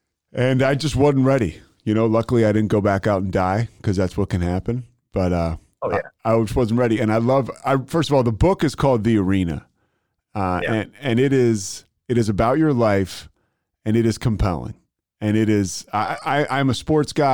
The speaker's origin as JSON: {"language": "English", "town": "Philadelphia", "region": "Pennsylvania", "country": "United States", "said": "I'm from Philadelphia"}